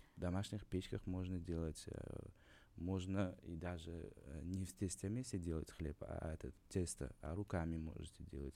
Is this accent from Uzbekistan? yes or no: yes; Uzbekistan; moved away; also born or lived in Kazan; как узбек вам скажу